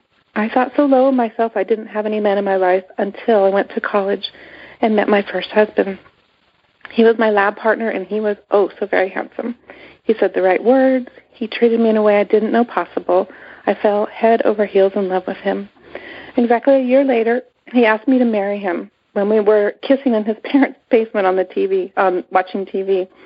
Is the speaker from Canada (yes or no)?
yes; Canada; now in United States; Growing up, my family was a typical American family, except we're Canadian. So we moved from Canada to the United States